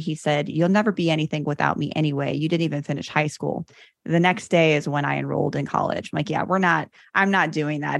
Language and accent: English; Chicago, Illinois, United States; I grew up in Chicago, born and raised